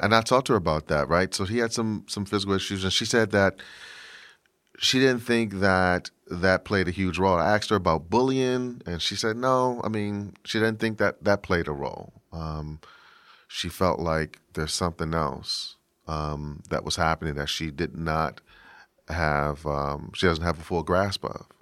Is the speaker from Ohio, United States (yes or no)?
no; Washington, District of Columbia, United States; I'm from Washington, D C